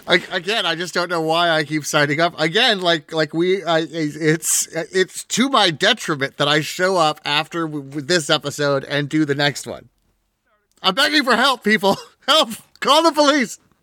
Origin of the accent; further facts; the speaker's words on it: Southwest California, United States; we come from Southwest California